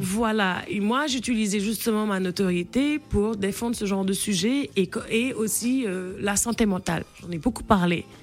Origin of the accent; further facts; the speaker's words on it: Senegal; le fait qu'on soit né et qu'on qu'on ait grandi au Sénégal